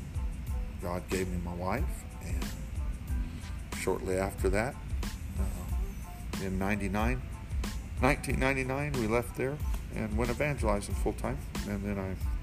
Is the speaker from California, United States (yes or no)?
yes; San Bernardino, California, United States; I was raised around Pentecost, Brother Howard Davis Church in San Bernardino, California